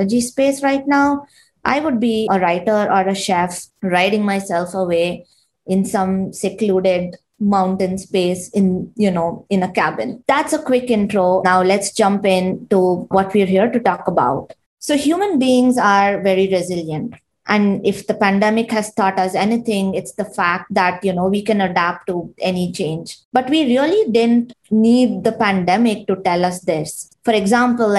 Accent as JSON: {"language": "English", "town": "Bangalore", "region": "Karnataka", "country": "India", "tie": "born or raised there", "moved": "as an adult", "lives_now": "United States", "said": "I grew up and studied in India, specifically in Bangalore"}